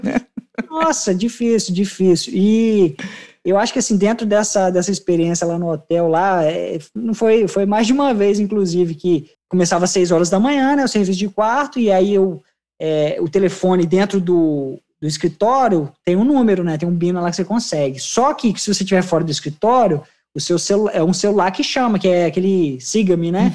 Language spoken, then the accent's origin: Portuguese; Brazil; now in Melbourne, Australia; eu como brasileiro